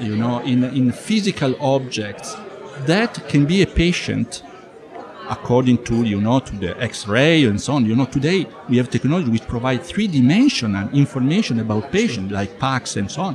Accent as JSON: {"language": "English", "country": "Italy", "said": "I am from Italy"}